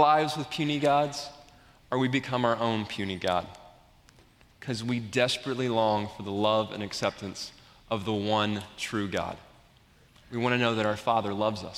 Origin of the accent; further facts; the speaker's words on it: the South, United States; I grew up in the South, in the Bible Belt, in a Christian home